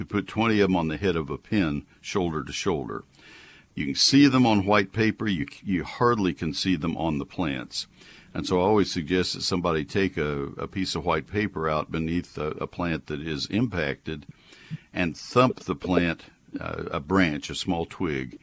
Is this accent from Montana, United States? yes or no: no; Brazos County, Texas, United States; also born or lived in Collin County, Texas; I have 150 on my property in Collin County, which is not exactly Brazos County, but I grew up in Brazos County